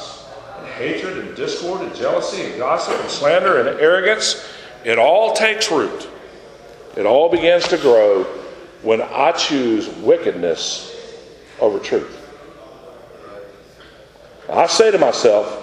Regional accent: Florida, United States; I went to first grade here in this town, and I grew up in Florida

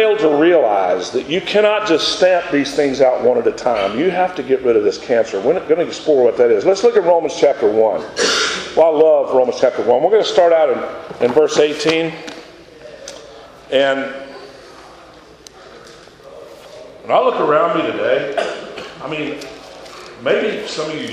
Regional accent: Florida, United States; I went to first grade here in this town, and I grew up in Florida

